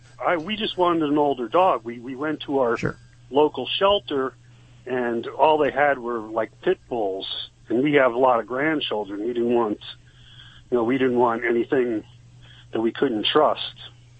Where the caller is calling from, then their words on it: Ebervale, Pennsylvania, United States; Ebervale, Pennsylvania.